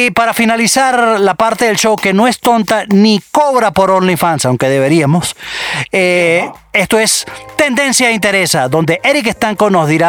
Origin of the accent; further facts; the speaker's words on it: Venezuela; soy venezolano.